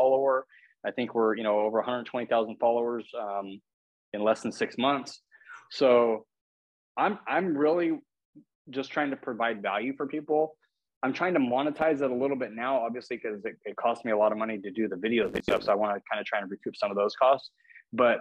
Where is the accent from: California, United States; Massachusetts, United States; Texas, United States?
California, United States; moved away as an adult; also born or lived in Oregon; now in Florida, United States; I'm from California originally, but I just moved here from Oregon.